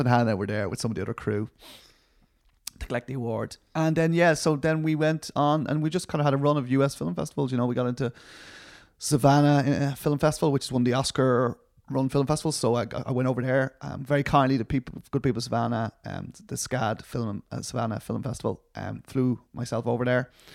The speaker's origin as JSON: {"language": "English", "town": "Dublin", "region": "Leinster", "country": "Ireland", "said": "I'm from Dublin."}